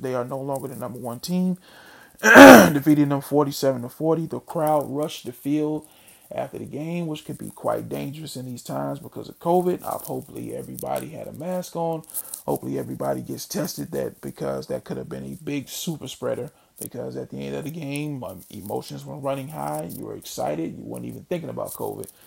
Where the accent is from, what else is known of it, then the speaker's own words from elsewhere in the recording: Mississippi, United States; Me being born and raised in Mississippi